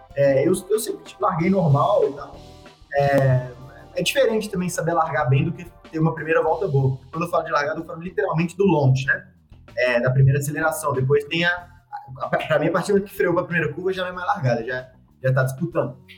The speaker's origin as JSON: {"language": "Portuguese", "town": "Belo Horizonte", "region": "Minas Gerais", "country": "Brazil", "tie": "born or raised there", "said": "eu sou de Belo Horizonte, é, minha família toda é de lá"}